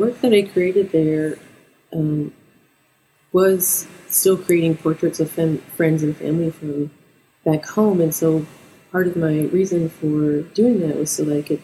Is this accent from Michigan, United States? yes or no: no; Salamanca, New York, United States; moved away as an adult; also born or lived in Albuquerque, New Mexico / Oswego, New York; now in Binghamton, United States; I'm from Salamanca, New York. I grew up there in a pre-Kinzu house, which was my grandmother's house.